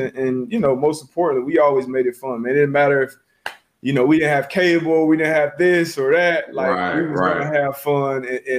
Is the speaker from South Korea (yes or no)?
no; Frankfurt, Hesse, Germany; born there; Yeah, I was born in Germany.